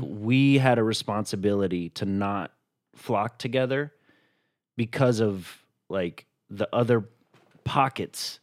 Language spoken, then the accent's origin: English; Chattanooga, Tennessee, United States; a diverse upbringing even though I'm from Chattanooga, Tennessee